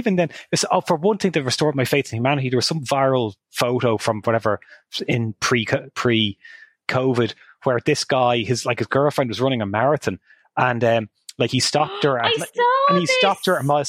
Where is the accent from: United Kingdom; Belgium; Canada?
Canada; Hamilton, Ontario; I'll say, oh, Hamilton, Ontario.